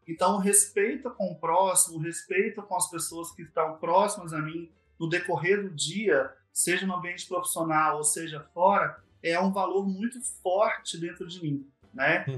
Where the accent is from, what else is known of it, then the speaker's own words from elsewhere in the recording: Vitória, Espírito Santo, Brazil; also born or lived in Vila Velha; sou do Espírito Santo, nasci em Vitória, né? E sempre morei aqui